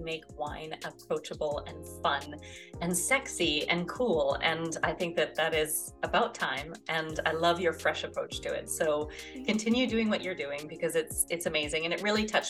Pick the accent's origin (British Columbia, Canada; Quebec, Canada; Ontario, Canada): British Columbia, Canada; Okanagan Valley; moved away as an adult; now in France; I grew up in the Okanagan Valley of British Columbia, Canada